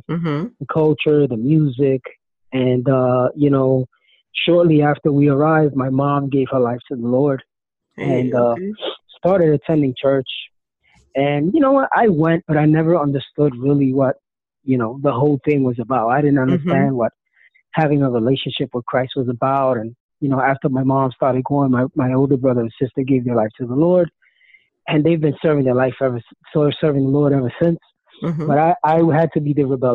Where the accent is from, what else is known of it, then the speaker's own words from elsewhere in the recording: New York City, New York, United States; now in New Jersey, United States; I grew up in Brooklyn, New York, and in Williamsburg